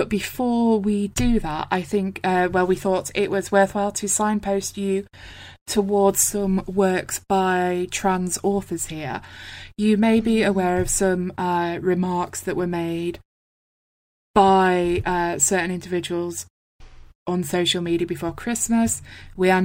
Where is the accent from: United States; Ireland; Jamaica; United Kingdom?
United Kingdom; I am from Britain.